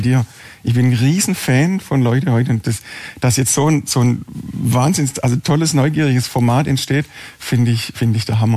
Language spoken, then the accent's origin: German; Herrenberg, Baden-Württemberg, Germany; ich backe in sechster Generation in Herrenberg Brot. Ähm, ich habe vor 20 Jahren den Betrieb meiner Eltern übernommen